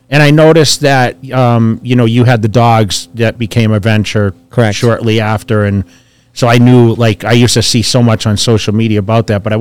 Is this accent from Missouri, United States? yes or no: no; Orange County, California, United States; now in Las Vegas, United States; and I came from Orange County actually before I moved to Vegas. So I kind of know the the area a bit.